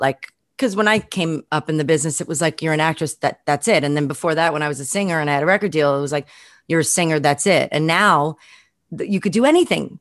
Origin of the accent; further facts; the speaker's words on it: New York City, New York, United States; growing up in Brooklyn